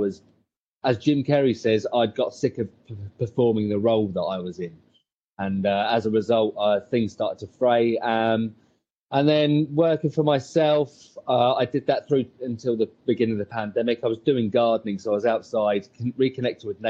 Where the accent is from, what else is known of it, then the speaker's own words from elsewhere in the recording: Bognor Regis, South East England, United Kingdom; I'm in England. I am English. I'm a place called Brogan Regis, right on the south coast.